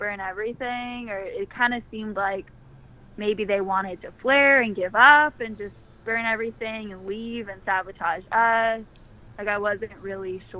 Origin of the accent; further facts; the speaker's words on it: Worcester, Massachusetts, United States; also born or lived in Mission Viejo, California; I was born out here in California, in Mission Viejo, but I grew up on the East Coast, kind of near Boston.